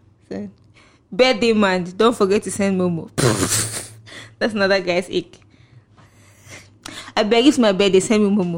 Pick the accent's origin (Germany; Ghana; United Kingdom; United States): Ghana; accent: Ghanaian; my Ghanaian accent